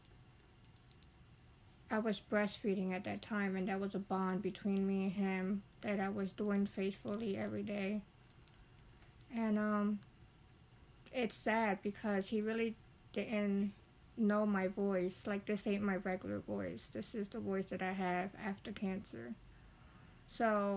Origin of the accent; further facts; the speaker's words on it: Lancaster, Pennsylvania, United States; I'm from Lancaster